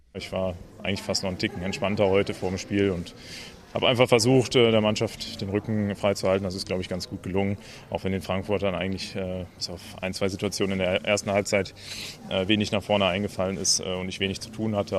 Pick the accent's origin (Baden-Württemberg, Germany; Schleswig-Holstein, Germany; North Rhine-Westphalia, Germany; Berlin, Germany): North Rhine-Westphalia, Germany; Cologne; mein Heimatverein, da wo ich groß geworden bin